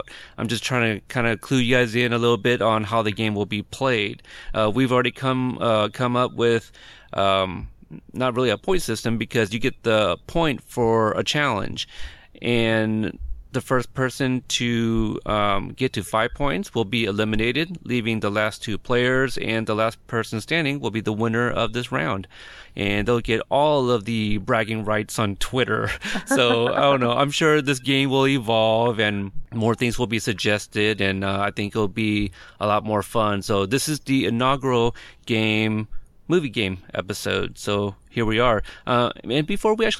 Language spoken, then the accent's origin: English; Corpus Christi, Texas, United States; now in West Coast, United States; I was born in Corpus Christi